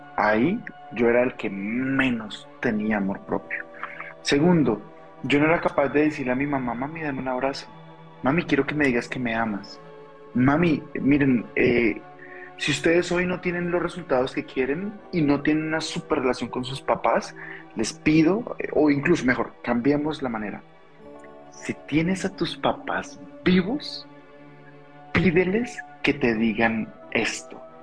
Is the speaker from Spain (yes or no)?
no; Colombia; now in Mexico; soy colombiano, vivo en México